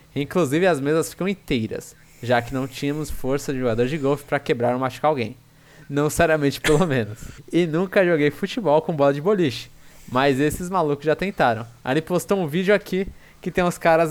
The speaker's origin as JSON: {"language": "Portuguese", "region": "São Paulo", "country": "Brazil", "said": "minha visão como paulistano"}